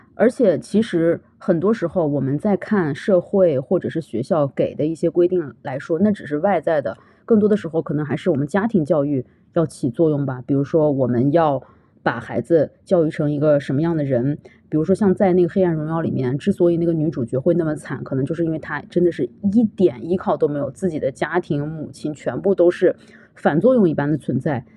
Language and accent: Chinese; China; now in Canada; 我们中国人